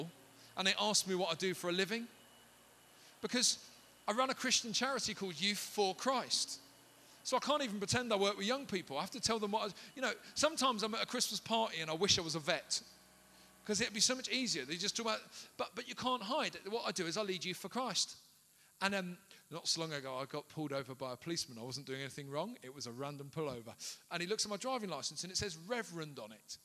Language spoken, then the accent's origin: English; London, United Kingdom; I grew up in South London, in inner London, right? A place called Peckham